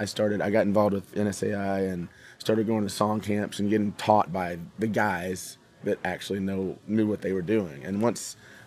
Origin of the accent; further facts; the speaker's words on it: Odessa, Texas, United States; moved away as an adult; also born or lived in Nashville; now in Key West, United States; I grew up in Odessa, Texas.